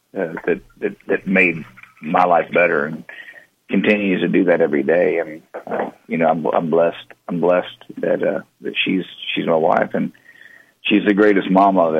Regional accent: Texas, United States; the way I grew up in Texas

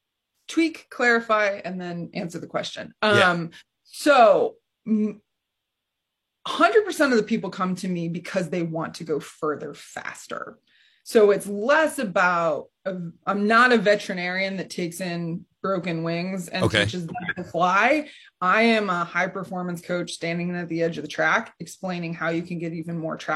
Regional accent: Kings Mills, Ohio, United States; And I grew up in Kings Mill, Ohio. So I'm familiar with the Midwest and all of it, right?

